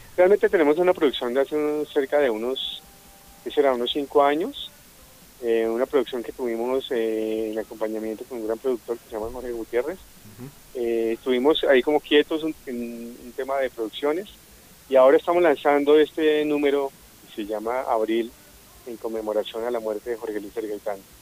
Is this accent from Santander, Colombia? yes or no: no; Bogotá, Bogotá Capital District, Colombia; somos enteramente bogotanos